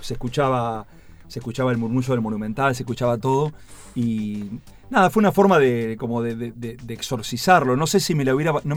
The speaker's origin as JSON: {"language": "Spanish", "town": "Tandil", "region": "Buenos Aires Province", "country": "Argentina", "tie": "born or raised there", "moved": "as an adult", "lives_now": "Buenos Aires, Argentina", "said": "corrí a la maratón Tandilia un montón de veces en, en postas, con el secundario, con la primaria"}